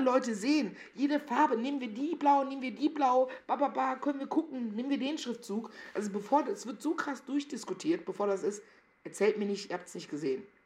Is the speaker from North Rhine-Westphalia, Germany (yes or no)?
yes; Meckenheim, North Rhine-Westphalia, Germany; moved away as an adult; also born or lived in Cologne; now in Berlin, Germany; ich bin nicht richtig behütet aufgewachsen an Meckenheim und Rheinbach